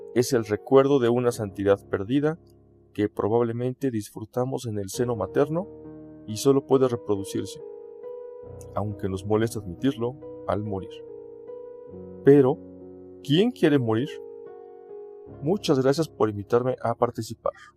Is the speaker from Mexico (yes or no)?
yes; Mexico; also born or lived in Toluca, State of Mexico; soy mexicano y vivo en Toluca, Estado de México